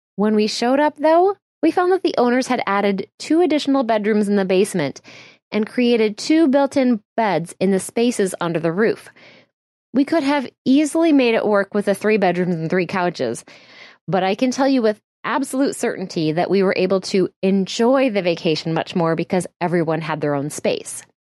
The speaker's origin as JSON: {"language": "English", "region": "Midwest", "country": "United States", "said": "My family is full of super helpful people. We're from the Midwest"}